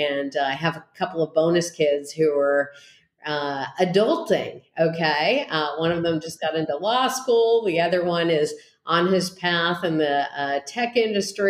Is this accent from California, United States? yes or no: yes; East Bay, San Francisco Bay Area, California, United States; I hail from the East Bay and the San Francisco Bay Area